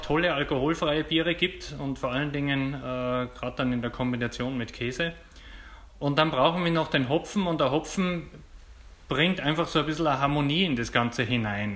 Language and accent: German; Austria; bei uns am österreichischen Markt